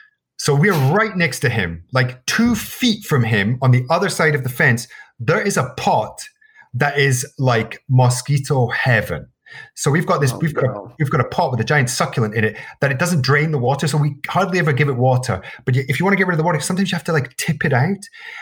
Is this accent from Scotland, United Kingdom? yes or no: yes; Scotland, United Kingdom; Why would I not know what a mosquito is? He's like, well, you're from Scotland.